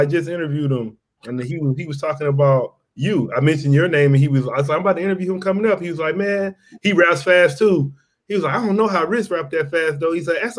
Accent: Mississippi, United States; I'm from Mississippi

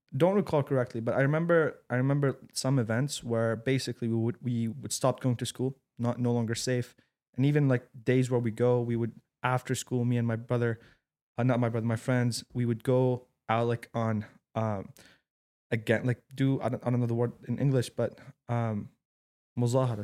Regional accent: Syria; moved away; I'm actually Syrian. I was born and raised in Syria

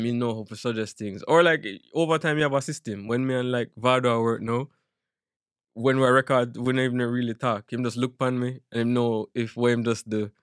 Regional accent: Jamaica; moved away as an adult; now in United States; I'm Jamaican

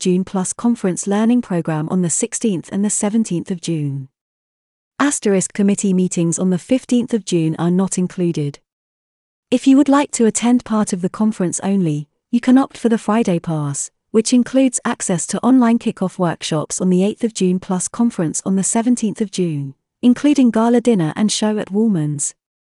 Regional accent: Netherlands; I was trained as a lawyer in the Netherlands, my home country, choosing to specialize in IP early in my studies.

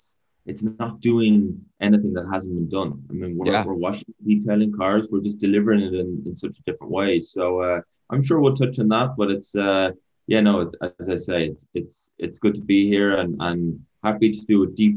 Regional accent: Ireland; accent: Irish; moved away as an adult; now in United States; originally Irish, moved over from Ireland a couple of years back

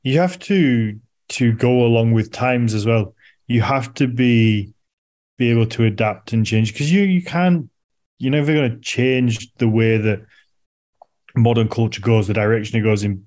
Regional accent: United Kingdom; as a British person

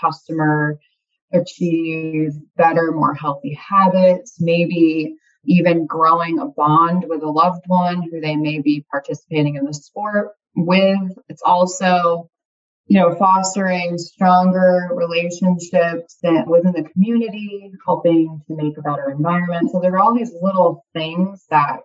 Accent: North Stonington, Connecticut, United States; I grew up in North Stonington, Connecticut

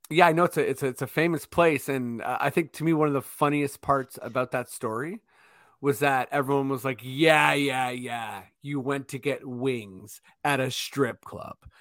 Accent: Toronto, Ontario, Canada; we are from Toronto

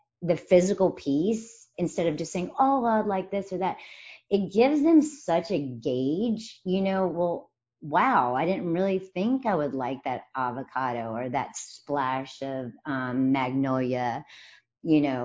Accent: rural North Carolina, United States; moved away as an adult; also born or lived in New York City / London / San Francisco / Connecticut; I am from literally like rural North Carolina. My family has been in that spot for 200 years

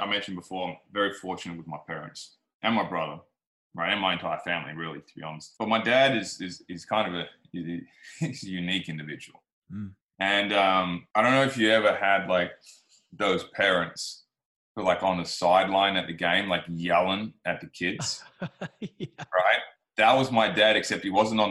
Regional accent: Australia

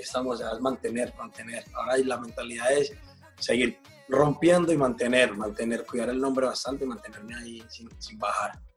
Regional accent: Medellín, Antioquia, Colombia; moved away; todos somos de Medellín, Medellín, Colombia

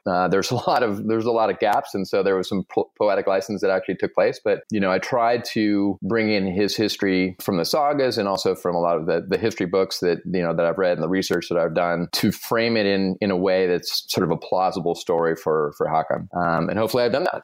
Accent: Southern California, United States; I was born and raised in Southern California

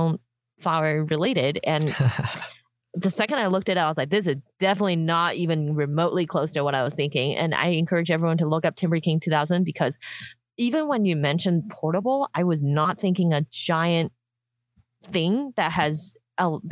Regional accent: Hong Kong; moved away; I grew up in Hong Kong

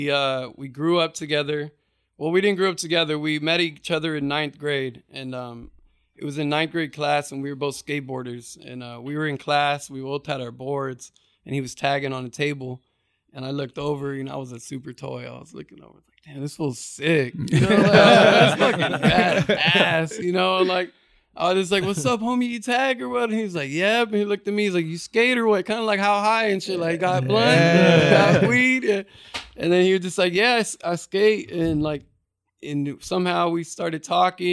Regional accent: Garden Grove, California, United States; also born or lived in Moreno Valley, California; Like, this is where I grew up. I was born in Garden Grove. You know, my parents met in Santa Ana. Like, you know, I'm a product of Orange County

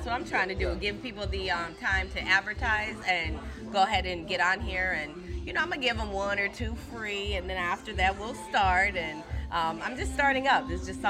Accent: Detroit, Michigan, United States; moved away as an adult; now in Tampa, United States; I'm from Detroit, so I've been here 20 years

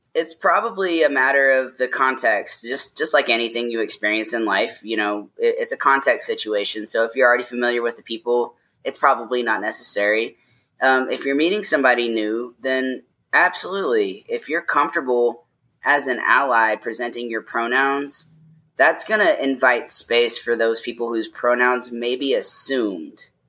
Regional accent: Lexington, Kentucky, United States; moved away as an adult; now in Denver, United States; I was born and raised in Lexington, Kentucky, and I moved to Denver in 2017

